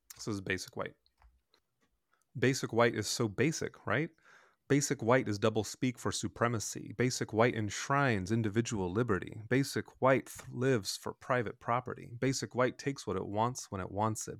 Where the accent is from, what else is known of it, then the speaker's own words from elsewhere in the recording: Bloomington, United States; my brothers and I grew up in Bloomington